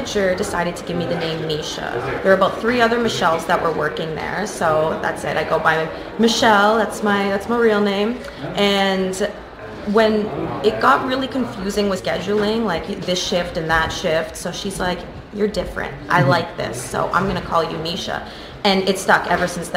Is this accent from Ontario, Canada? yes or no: yes; Kitchener, Ontario, Canada; also born or lived in Ottawa / Toronto; I was born here in Ottawa, but I was raised in Kitchener-Waterloo